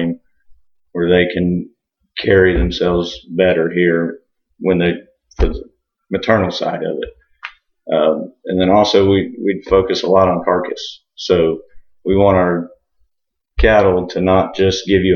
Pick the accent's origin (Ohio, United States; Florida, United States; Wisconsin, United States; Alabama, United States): Florida, United States; Osceola County; also born or lived in Georgia; I'm fourth generation here in Osceola County and in the cattle business